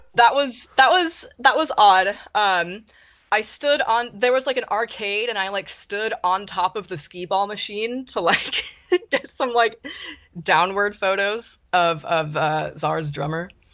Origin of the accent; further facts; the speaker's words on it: Ventura, California, United States; moved away as an adult; now in Seattle, United States; I'm from Southern California, Ventura.